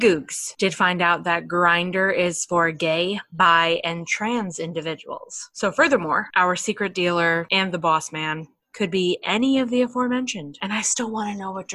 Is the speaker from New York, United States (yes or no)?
yes; New York, United States; accent: New Yorker; my New Yorker accent